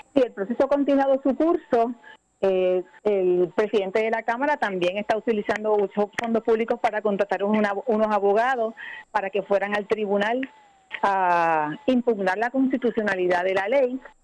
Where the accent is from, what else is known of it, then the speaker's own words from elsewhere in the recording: Puerto Rico; los puertorriqueños ciudadanos americanos que nos quedamos aquí en esta tierra